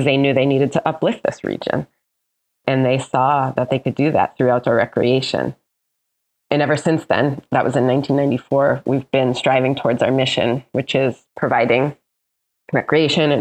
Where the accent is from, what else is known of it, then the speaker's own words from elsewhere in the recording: Northeast Kingdom, Vermont, United States; also born or lived in Leadville; I'm from the Kingdom